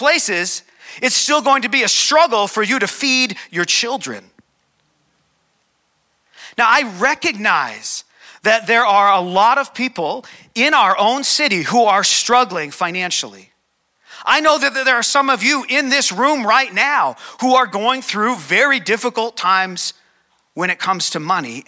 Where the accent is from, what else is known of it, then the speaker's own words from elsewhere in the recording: Calgary, Alberta, Canada; So I was born here in Calgary. I've never lived anywhere else.